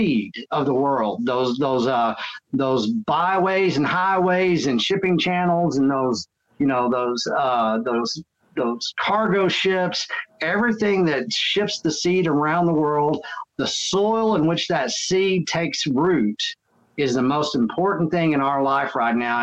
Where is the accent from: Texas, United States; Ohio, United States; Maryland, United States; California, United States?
Texas, United States; I am from Texas. And so, you know, that's what I was raised to do anyways.